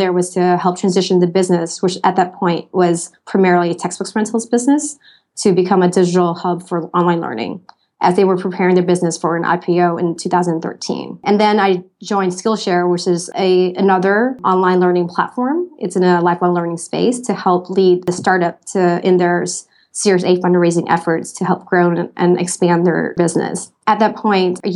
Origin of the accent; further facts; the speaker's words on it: Thailand; moved away as an adult; also born or lived in California / Hong Kong / Singapore / Vietnam; I was born and raised in Thailand to Vietnamese parents